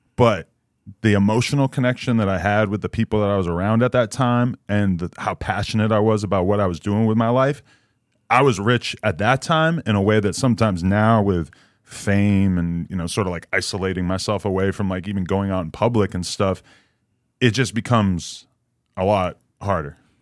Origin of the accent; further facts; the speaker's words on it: East Coast, United States; I'm from the East Coast